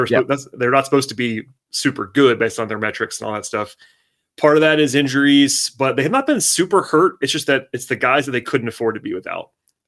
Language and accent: English; Parkview High School, Georgia, United States; born or raised there